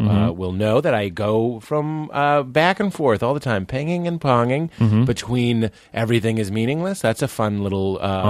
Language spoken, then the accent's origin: English; Lexington, Massachusetts, United States; I grew up here.